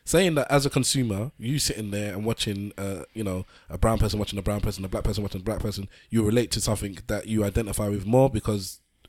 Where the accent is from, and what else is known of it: London, United Kingdom; born or raised there